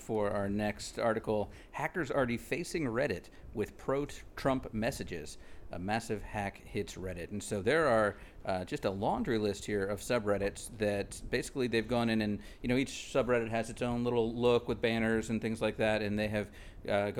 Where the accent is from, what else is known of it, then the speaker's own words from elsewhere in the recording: St. Augustine, Florida, United States; I grew up in St. Augustine, Florida